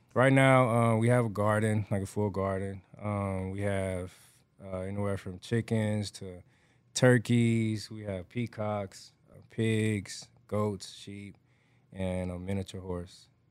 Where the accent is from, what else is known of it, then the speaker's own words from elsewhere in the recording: Atlanta, Georgia, United States; moved away; I grew up raised in Atlanta, Georgia